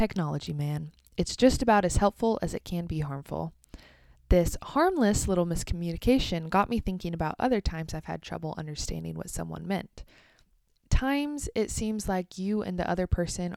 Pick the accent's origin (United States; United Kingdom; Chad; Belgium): United States; also born or lived in Kansas